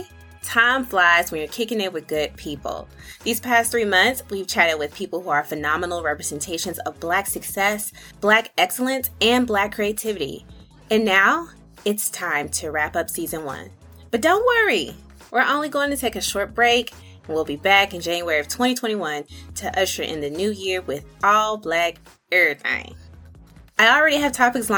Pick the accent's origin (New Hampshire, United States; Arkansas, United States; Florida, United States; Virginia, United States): Arkansas, United States; Little Rock; now in Charlotte, United States; my actual home city, Little Rock, Arkansas